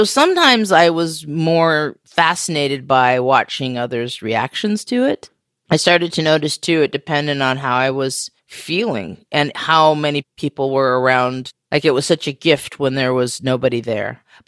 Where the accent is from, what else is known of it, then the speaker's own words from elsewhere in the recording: Western United States, United States; also born or lived in Oregon / California / Arizona / Washington; You know, I grew up in the Western United States, and I say that because my family lived in Oregon and California and Arizona and Washington states, which are literally, you know, pretty much the West Coast of the country.